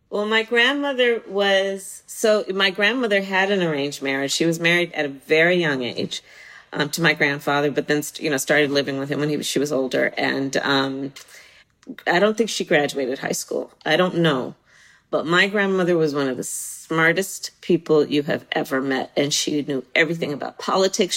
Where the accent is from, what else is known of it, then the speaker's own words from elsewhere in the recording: Bay Area, California, United States; being from the Bay Area and growing up in the Bay Area